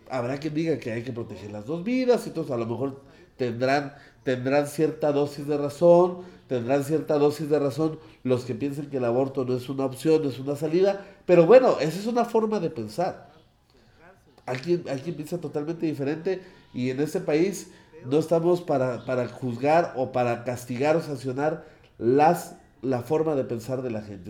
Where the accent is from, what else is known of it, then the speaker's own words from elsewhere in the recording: Mexico; somos los mexicanos